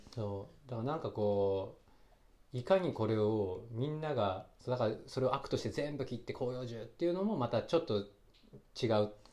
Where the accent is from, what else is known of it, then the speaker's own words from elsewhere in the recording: Yokohama, Kanagawa, Japan; moved away; 僕神奈川県横浜生まれの育ち